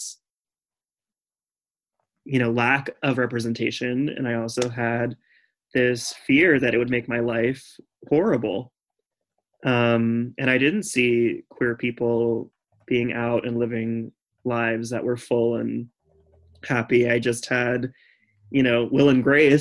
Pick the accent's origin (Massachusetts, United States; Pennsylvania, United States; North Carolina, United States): North Carolina, United States; Raleigh; also born or lived in Boston; now in New York, United States; I was growing up in Raleigh, North Carolina, where it was extremely homogenous